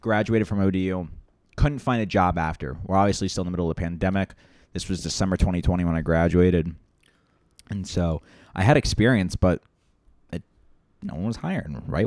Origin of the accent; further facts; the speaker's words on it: Loudoun County, Northern Virginia, United States; I grew up west of Washington, D C, uh, in a small county called Loudoun County